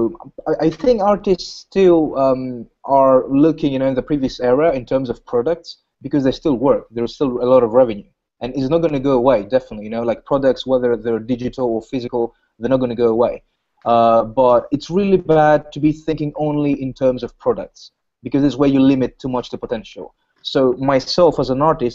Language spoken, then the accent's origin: English; Greece; I'm from Greece